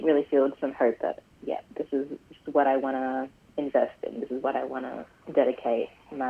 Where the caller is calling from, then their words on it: Brisbane, Queensland, Australia; I'm calling in from, well, my office at the moment in Paddington. But yeah, I live and work on Yagara and Turrbal country.